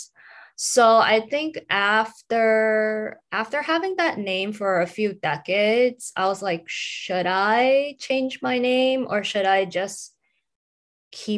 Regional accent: New York City, New York, United States; also born or lived in Guangzhou, China / Los Angeles; I was born in Guangzhou, China. And at the age of 5, I was imported to Los Angeles for 3 years. And then I was imported back to Brooklyn, New York.

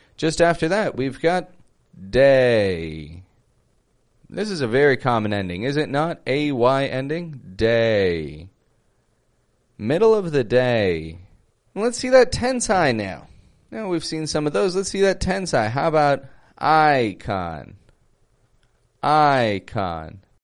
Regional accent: Toronto, Ontario, Canada; moved away as an adult; now in Mexico; I'm from Toronto, Canada

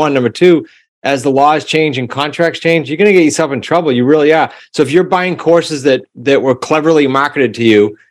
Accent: New England, United States; I'm from New England, so I can talk fast

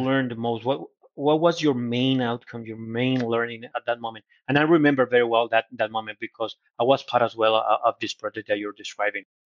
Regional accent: Colombia; English is a second language; also born or lived in United States; now in Brazil; I was born in Colombia, but now I, uh, I became a Brazilian citizen

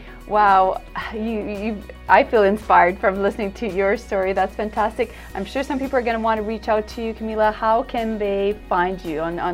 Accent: Ontario, Canada; We're from Ontario, you're from Alberta, we're going to the States

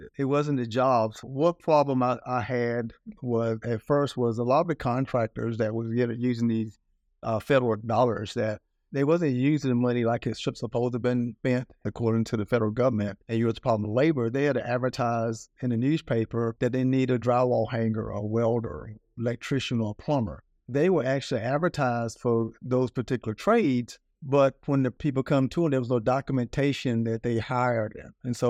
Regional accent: North Carolina, United States; I come from North Carolina, real terrible place, you know, mom, eight kids, single parent, dirt road, grew up poor, working three jobs.

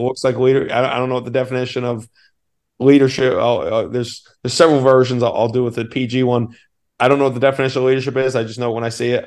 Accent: Portland, Maine, United States; growing up in Portland, Maine

